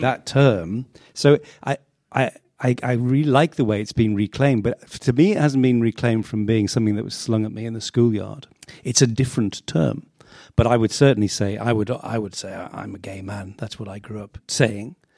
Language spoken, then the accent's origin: English; Sedgefield, North East England, United Kingdom; I was born in the northeast of England, uh, in Sedgefield